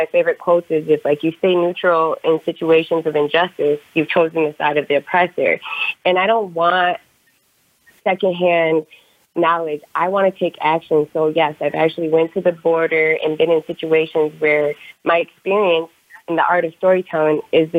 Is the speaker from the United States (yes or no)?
yes; Michigan, United States; now in Arizona, United States; I am from Arizona. Well, I was born and raised and grown up in Michigan, but I reside in Arizona currently.